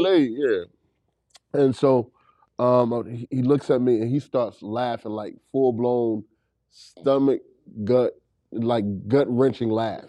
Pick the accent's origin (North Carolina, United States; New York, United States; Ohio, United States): North Carolina, United States; Raleigh; I'm from Raleigh, North Carolina. uh, Southside.